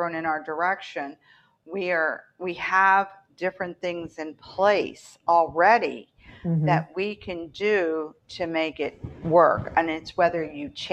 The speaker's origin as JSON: {"language": "English", "region": "West Virginia", "country": "United States", "also_born_or_lived": "Baltimore, Maryland", "moved": "yes", "lives_now": "Florida, United States", "said": "I'm from West Virginia"}